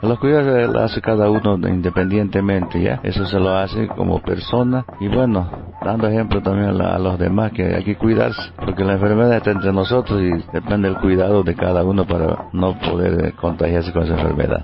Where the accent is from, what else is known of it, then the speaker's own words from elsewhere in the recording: Tumupasa, La Paz, Bolivia; soy nativo aquí de Tumpasa